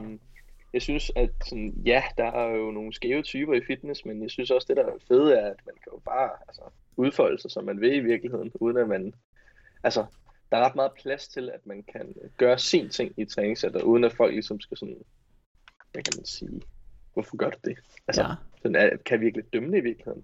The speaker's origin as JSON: {"language": "Danish", "area": "north of Roskilde", "region": "Zealand", "country": "Denmark", "said": "der hvor jeg er fra, i, øh, nord for Roskilde"}